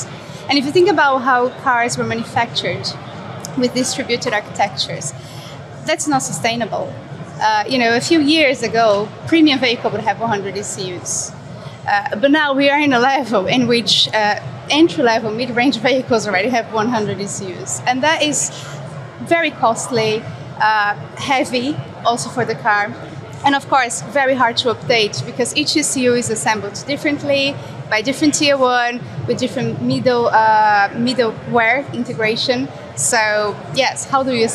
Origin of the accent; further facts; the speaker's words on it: Brazil; now in United Kingdom; I'm originally from Brazil. I'm based in the UK, where I work for Ward's